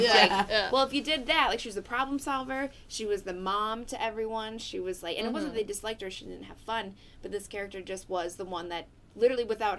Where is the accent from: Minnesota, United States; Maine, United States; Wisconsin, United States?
Wisconsin, United States; Altoona; Altoona, Wisconsin, Altoona High School freshman year.